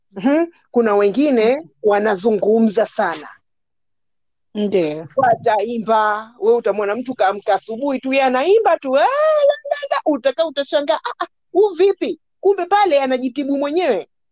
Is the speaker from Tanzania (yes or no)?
no; Nairobi, Kenya; first language Swahili; also born or lived in Pemba; Mimi mm-hmm. nimekulia Nairobi, nimekulia mm-hmm. Nairobi